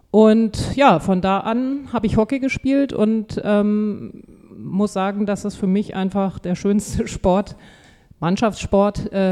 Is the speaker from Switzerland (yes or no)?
no; Braunschweig, Lower Saxony, Germany; Ja, also ich bin in Braunschweig geboren und aufgewachsen